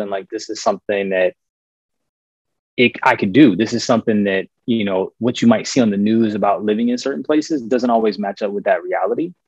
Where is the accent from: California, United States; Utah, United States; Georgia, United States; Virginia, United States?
Virginia, United States; Richmond; moved away as an adult; also born or lived in Boston; I'm from Virginia, uh, Richmond. That's where I've lived uh, up until I was about 18 years old.